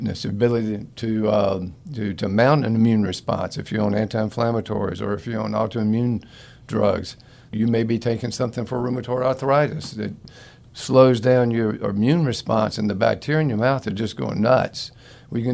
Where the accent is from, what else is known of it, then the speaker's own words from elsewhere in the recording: Florida, United States; I grew up in Florida